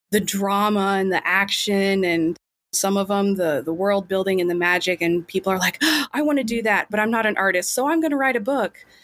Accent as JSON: {"language": "English", "region": "Kansas", "country": "United States", "said": "I'm from Kansas."}